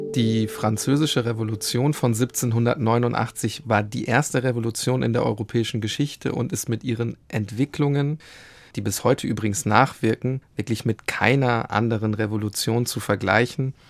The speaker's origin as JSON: {"language": "German", "country": "Germany", "said": "bei uns in Deutschland"}